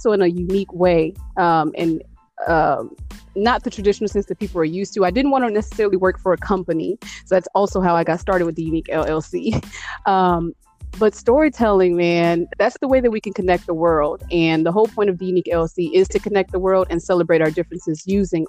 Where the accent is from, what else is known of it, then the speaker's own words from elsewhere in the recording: East Chicago, Indiana, United States; also born or lived in Gary, Indiana / West Lafayette, Indiana; finally settled in East Chicago, Indiana. And I pretty much grew up there from the age of 8 all the way up to 18